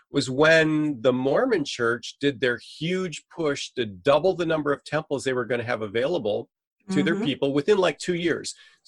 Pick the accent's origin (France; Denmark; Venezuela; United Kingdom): Venezuela; now in United States; I'm a missionary kid. I grew up in Venezuela, South America, so I'm fluent in Spanish.